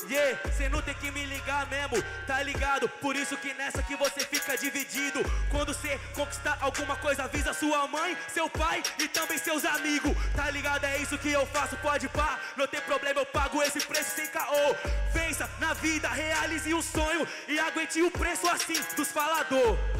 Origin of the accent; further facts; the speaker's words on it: São Paulo, Brazil; Eu vim lá de SP